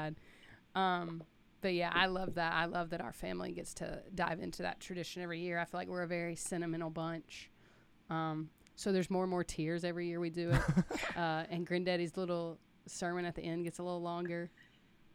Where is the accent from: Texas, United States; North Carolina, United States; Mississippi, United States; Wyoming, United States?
Mississippi, United States